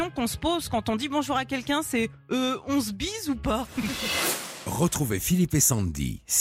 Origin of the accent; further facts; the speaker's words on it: Grand Est, France; Ah bah chez moi, dans la Marne, c'est quatre.